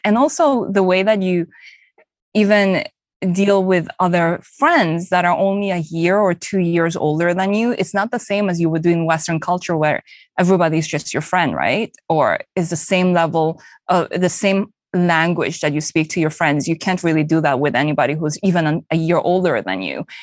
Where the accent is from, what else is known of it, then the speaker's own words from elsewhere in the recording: Santa Cruz, Bolivia; moved away as an adult; also born or lived in Japan / South Korea; now in United States; My parents are Korean, but I was raised in Santa Cruz, Bolivia